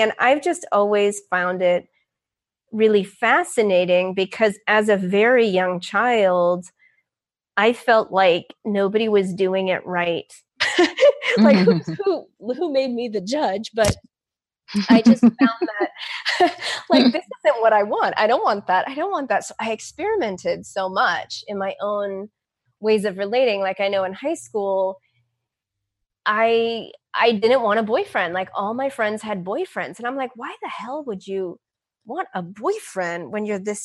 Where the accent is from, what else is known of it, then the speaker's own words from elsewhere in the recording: San Francisco, California, United States; growing up in San Francisco